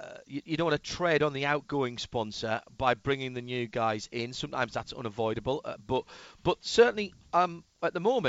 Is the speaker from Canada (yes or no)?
no; the north of England, United Kingdom; I'm from the north